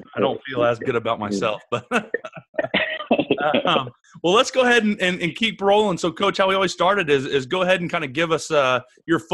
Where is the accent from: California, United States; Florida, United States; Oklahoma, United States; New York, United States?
Oklahoma, United States; I'm from Oklahoma